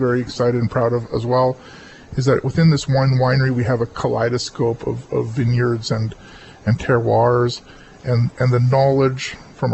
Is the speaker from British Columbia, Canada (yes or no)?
yes; Oliver, British Columbia, Canada; I was born in Oliver, and born in one of the last years, born in the old nunnery. In Oliver